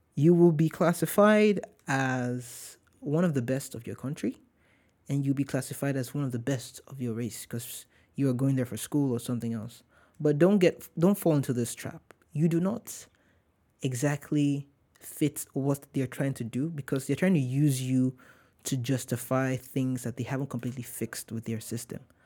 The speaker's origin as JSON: {"language": "English", "town": "Warri", "region": "Delta", "country": "Nigeria", "moved": "yes", "lives_now": "United States", "said": "I'm not from Lagos. I'm from Warri."}